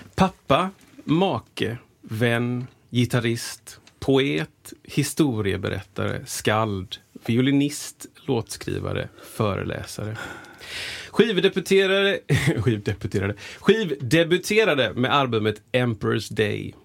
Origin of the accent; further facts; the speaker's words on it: Gothenburg, Västra Götaland, Sweden; also born or lived in United States; jag är också uppvuxen i Frölunda